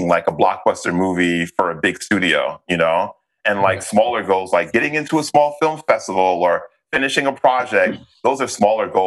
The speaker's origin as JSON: {"language": "English", "region": "New York", "country": "United States", "tie": "born or raised there", "moved": "as an adult", "lives_now": "Los Angeles, United States", "said": "I'm from the South Bronx"}